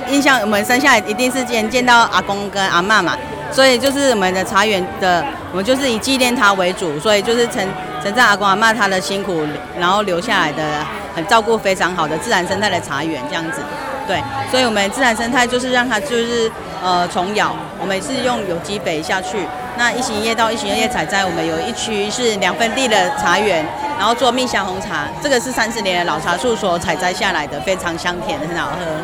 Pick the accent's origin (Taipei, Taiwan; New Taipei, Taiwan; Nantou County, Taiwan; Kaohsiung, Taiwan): Nantou County, Taiwan; moved away as an adult; now in Tongluo, Taiwan; 所以我是从南投嫁到这客家庄